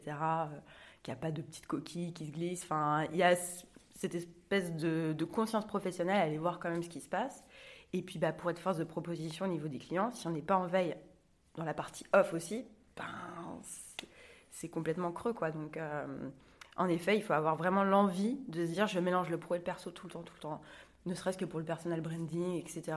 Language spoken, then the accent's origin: French; Angers, Pays de la Loire, France; moved away as an adult; now in Nantes, France; Je suis originaire d'Angers